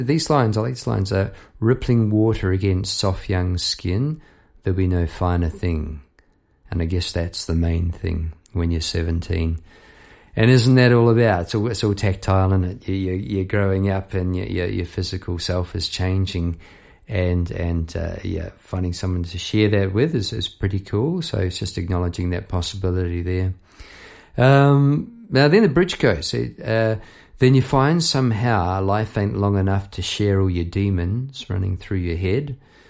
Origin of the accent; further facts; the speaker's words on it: New Zealand; moved away as an adult; now in Melbourne, Australia; Look, I came over from New Zealand, say 20 years ago. I came over to get a new band and to start afresh. It's a rite of passage coming over from New Zealand to Melbourne, Australia.